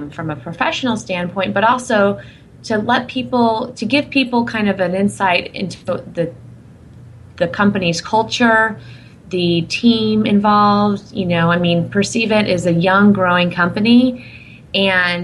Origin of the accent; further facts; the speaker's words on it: Indiana, United States; moved away; I'm from Indiana originally